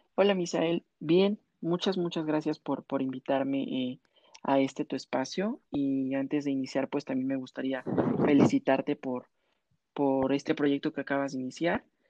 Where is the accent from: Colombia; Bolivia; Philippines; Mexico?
Mexico; como mexicanos